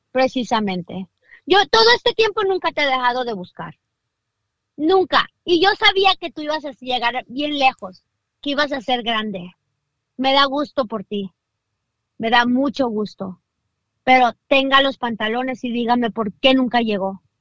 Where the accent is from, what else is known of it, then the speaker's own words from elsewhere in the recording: Downey, California, United States; Yo soy de Downey.